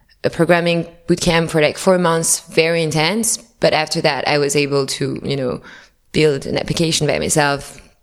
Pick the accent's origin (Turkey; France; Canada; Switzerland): France; Paris, Île-de-France; moved away; also born or lived in New York; I was living in New York, but I'm originally from Paris.